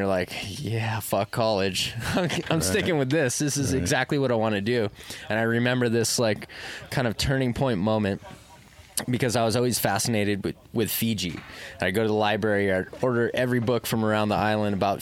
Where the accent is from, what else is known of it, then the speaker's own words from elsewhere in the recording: Oahu, Hawaii, United States; I'm born and raised on Oahu